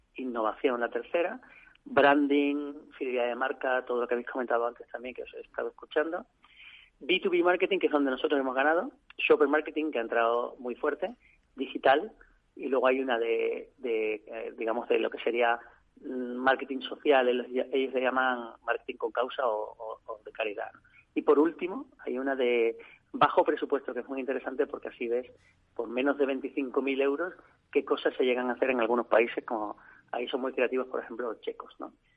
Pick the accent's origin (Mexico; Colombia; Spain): Spain; Seville, Andalusia; also born or lived in Madrid; now in Seville, Spain; yo soy de Sevilla, pero llevaba 16 años dando vueltas por ahí por el mundo y no, y no en mi tierra